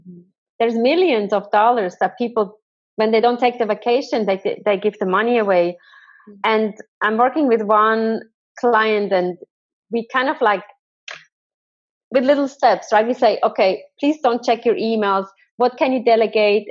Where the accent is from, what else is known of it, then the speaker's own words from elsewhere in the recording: Thun, Bern, Switzerland; I'm from Thun on the beautiful lake